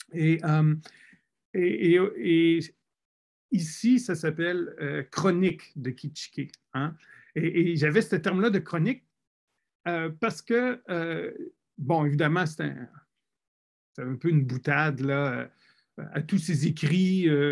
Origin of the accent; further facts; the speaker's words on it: Wendake, Quebec, Canada; accent: Quebec City region French, reserve French; mon accent est celui en grande partie de la région de Québec, mais aussi des particularités au Français de réserve